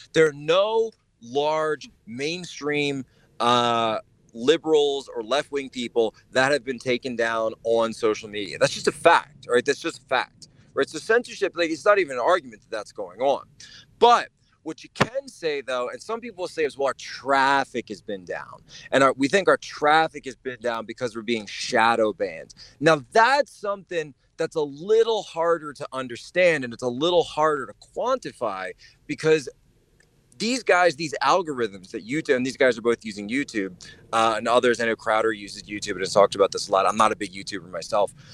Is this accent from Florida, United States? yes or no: no; Norristown, Pennsylvania, United States; moved away as an adult; also born or lived in Philadelphia / China; I'm actually from originally from Norristown, Pennsylvania